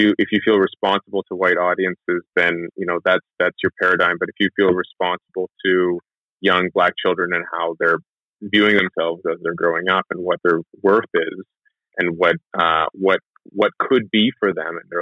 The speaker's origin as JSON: {"language": "English", "town": "Toronto", "region": "Ontario", "country": "Canada", "tie": "born or raised there", "said": "I grew up in Brussels, which is predominantly Polish and sort of eclectic, predominantly Caucasian neighborhood in Toronto."}